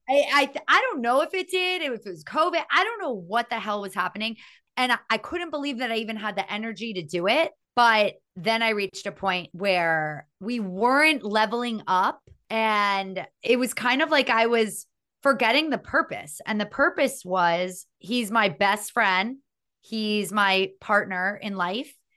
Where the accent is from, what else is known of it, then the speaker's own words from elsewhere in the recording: Miami, Florida, United States; growing up in Miami